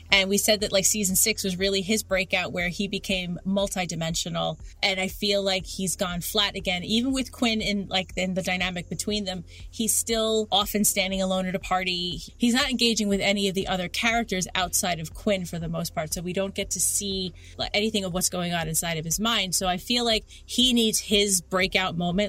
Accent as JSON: {"language": "English", "town": "New York City", "region": "New York", "country": "United States", "tie": "born or raised there", "said": "I grew up in Queens"}